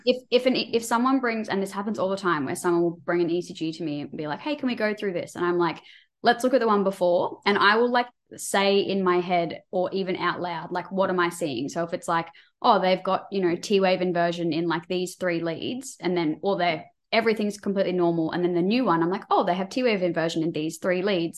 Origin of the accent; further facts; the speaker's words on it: Queensland, Australia; I'm from Queensland